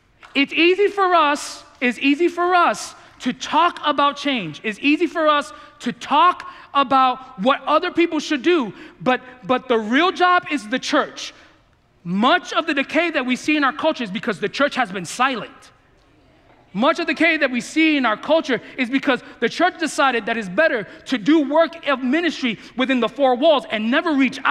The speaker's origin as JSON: {"language": "English", "town": "New York City", "region": "New York", "country": "United States", "tie": "born or raised there", "said": "I grew up in the Bronx"}